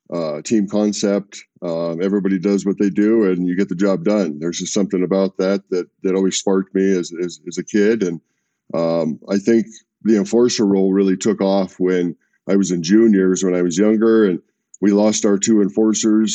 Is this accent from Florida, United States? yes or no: no; Alaska, United States; also born or lived in California; I was born in California. I grew up in Alaska.